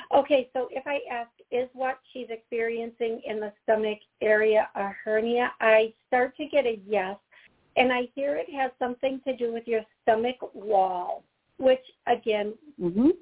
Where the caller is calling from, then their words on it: Georgia, United States; I'm calling from Georgia